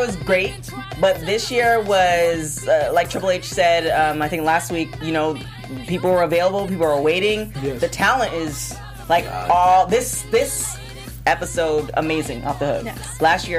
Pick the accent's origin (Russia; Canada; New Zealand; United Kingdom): Canada; now in United States; which I'm from.